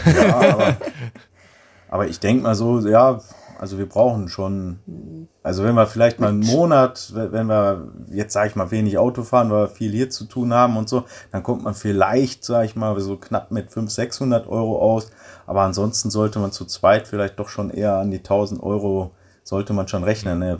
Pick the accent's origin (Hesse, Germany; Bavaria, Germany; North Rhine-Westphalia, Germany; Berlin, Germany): North Rhine-Westphalia, Germany; Ruhr area; moved away as an adult; now in Paraguay; ich komme aus dem Ruhrpott, ich kann noch niemals richtig Deutsch sprechen